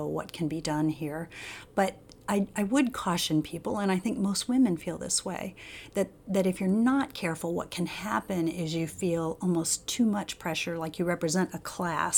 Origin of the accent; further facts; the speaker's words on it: Normal, Illinois, United States; I was born in a really small town in Illinois called Normal